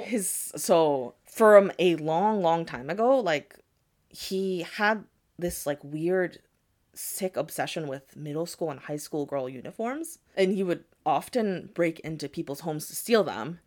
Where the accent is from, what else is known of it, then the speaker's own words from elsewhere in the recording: United States; my parents are from Japan, but I was born and raised in America